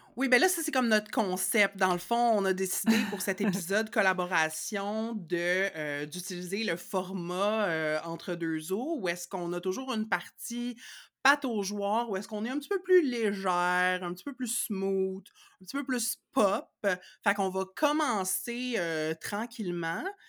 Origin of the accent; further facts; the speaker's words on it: Laval, Quebec, Canada; je suis née à Laval en 1983